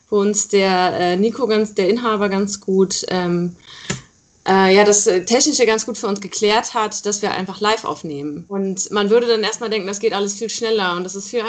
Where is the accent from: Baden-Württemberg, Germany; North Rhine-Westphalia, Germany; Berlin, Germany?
North Rhine-Westphalia, Germany; ich komme aus dem Rheinland. Ah, okay. Äh, da Aachen die Ecke, genau.